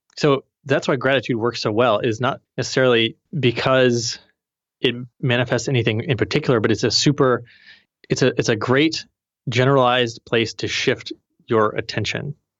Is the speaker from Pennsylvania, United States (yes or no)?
no; Missouri, United States; I'm from Missouri, the Show Me State